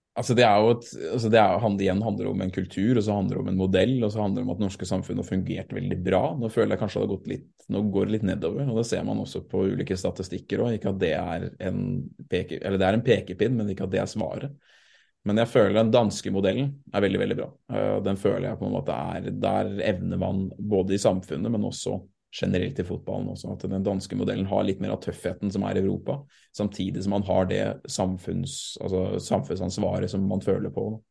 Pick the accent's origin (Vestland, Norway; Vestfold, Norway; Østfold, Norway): Østfold, Norway; Sarpsborg; also born or lived in Fredrikstad; jeg er jo født i Fredrikstad, dessverre, pga. sykehuset var der. Men jeg er oppvokst i Sarpsborg